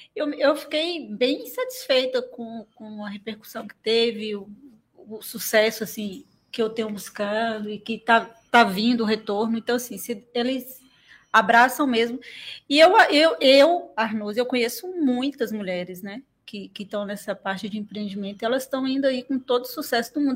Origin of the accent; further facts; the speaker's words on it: Teixeira de Freitas, Bahia, Brazil; Eu nasci e criado em Teixeira, fui embora só para fazer faculdade